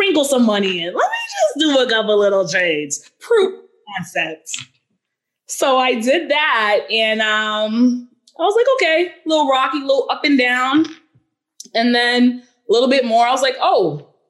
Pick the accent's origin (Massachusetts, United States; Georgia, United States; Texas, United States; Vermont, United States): Massachusetts, United States; Boston; I'm from Boston